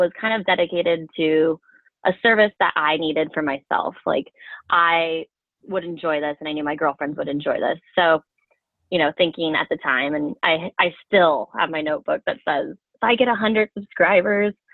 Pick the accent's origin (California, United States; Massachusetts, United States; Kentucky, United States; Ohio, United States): California, United States; Bay Area; moved away as an adult; also born or lived in Colorado; I grew up in the Bay Area